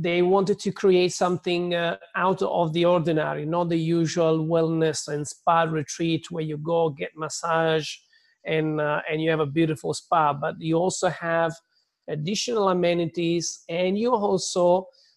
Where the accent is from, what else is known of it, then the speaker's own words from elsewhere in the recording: Southern Italy, Italy; English is a second language; moved away as an adult; also born or lived in London; I was born in a little village in the south of Italy.